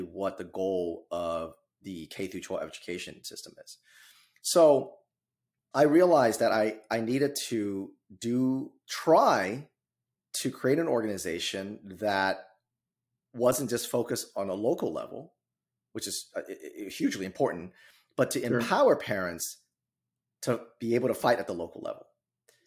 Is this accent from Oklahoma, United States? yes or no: no; California, United States; moved away as an adult; now in Midwest, United States; I'm originally from California